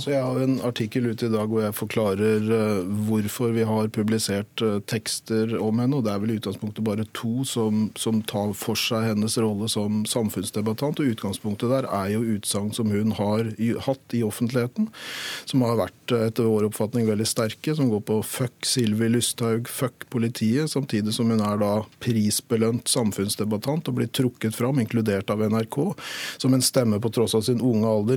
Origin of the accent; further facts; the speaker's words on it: Norway; vi som nordmenn, da etniske